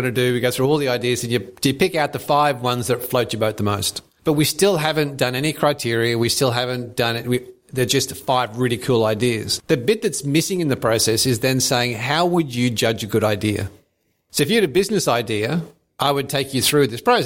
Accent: Brisbane, Queensland, Australia; I grew up in Brisbane

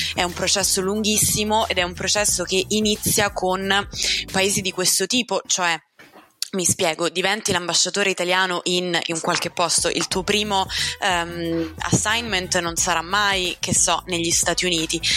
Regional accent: Rome, Lazio, Italy; in quanto romana

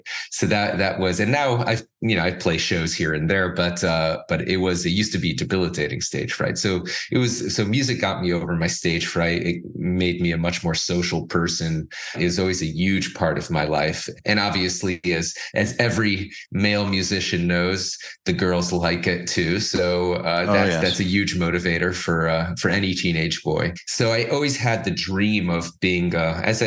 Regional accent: Miami Beach, Florida, United States; I grew up in Miami Beach

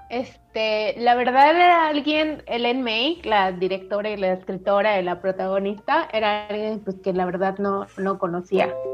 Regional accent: Mérida, Yucatán, Mexico; De Mérida.

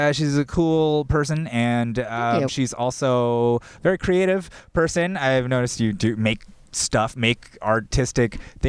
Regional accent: Los Angeles, California, United States; I am Korean. But I grew up here. I grew up here in the Valley mostly.

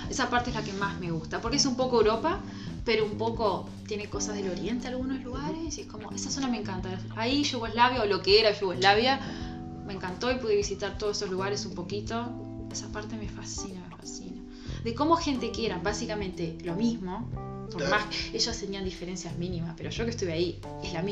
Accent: Uruguay; Acá somos todos uruguayos, somos más o menos todos parecidos, venimos más o menos todos del mismo lado, tenemos la misma mezcla

